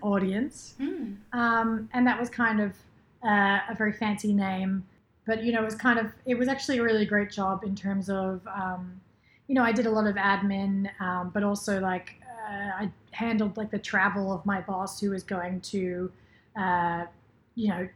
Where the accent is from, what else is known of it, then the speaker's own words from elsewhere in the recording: Sydney, New South Wales, Australia; moved away as an adult; now in Los Angeles, United States; I'm from Sydney, Australia, and I moved to LA in 2017.